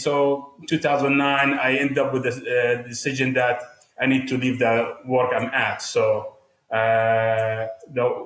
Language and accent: English; Jordan; moved away as an adult; also born or lived in Qatar / Amman, Jordan; now in United States; I'm from Jordan, but I was born in Qatar